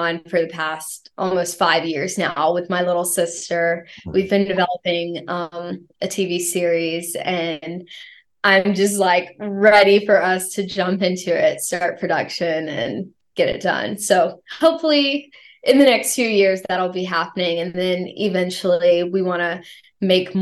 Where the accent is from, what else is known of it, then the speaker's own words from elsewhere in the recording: the South, United States; growing up in the South